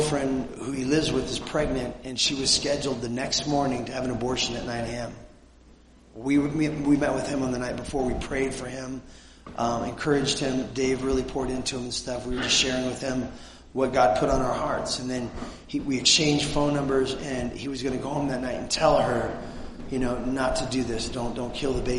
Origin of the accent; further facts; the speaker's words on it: Southern California, United States; we come from Southern California, the People's Republic of California